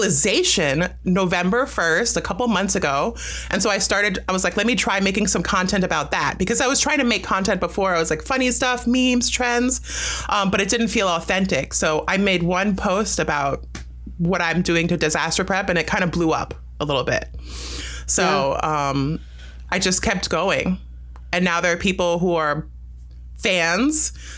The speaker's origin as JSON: {"language": "English", "country": "United States", "tie": "born or raised there", "said": "I was born in America, but my parents were both from Jamaica and met at a party in New York"}